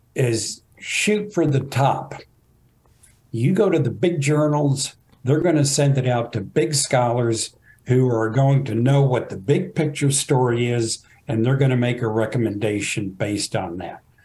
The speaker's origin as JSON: {"language": "English", "town": "Fort Worth", "region": "Texas", "country": "United States", "tie": "born or raised there", "said": "I grew up in Fort Worth"}